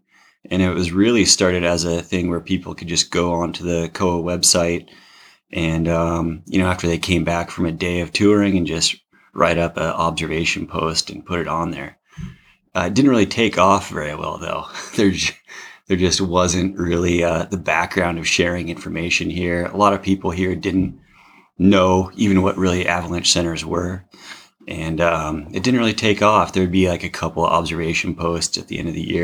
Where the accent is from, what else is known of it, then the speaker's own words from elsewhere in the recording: Oregon, United States; also born or lived in Bend, Oregon; I was born and raised in Oregon. Grew up on the west side of the Cascade Range